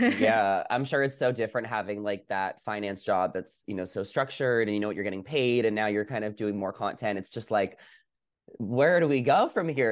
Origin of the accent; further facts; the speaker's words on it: New York, United States; moved away; I grew up in New York